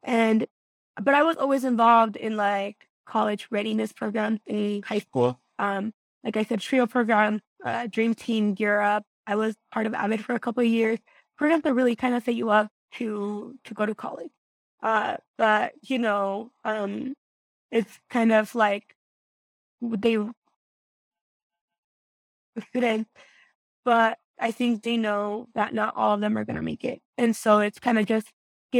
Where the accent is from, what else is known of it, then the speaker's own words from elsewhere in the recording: Greeley, Colorado, United States; also born or lived in Guanajuato, Mexico; here in my hometown, Greeley. So, growing up, we would drive by the university all the time